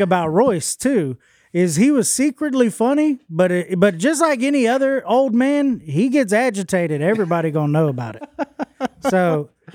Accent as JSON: {"language": "English", "town": "Houston", "region": "Texas", "country": "United States", "tie": "born or raised there", "also_born_or_lived": "Longview, Texas", "moved": "as an adult", "lives_now": "West Monroe, United States", "said": "I was born in Houston and all I ever knew was Houston."}